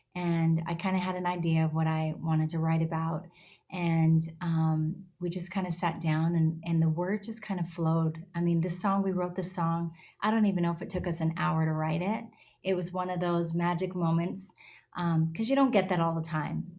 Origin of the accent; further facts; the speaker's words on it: Alberta, Canada; also born or lived in Nashville; now in Los Angeles, United States; I was born and raised up in Alberta, Canada. Um, I live in Los Angeles.